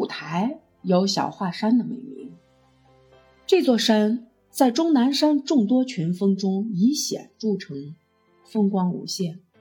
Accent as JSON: {"language": "Chinese", "town": "Xi'an", "region": "Shaanxi", "country": "China", "tie": "born or raised there", "also_born_or_lived": "Lianhu District, Xi'an", "lives_now": "Xi'an, China", "said": "我从长安区嫁到莲湖区，离得并不远。我大学以前一直生活在长安县，那是一个人杰地灵的好地方。"}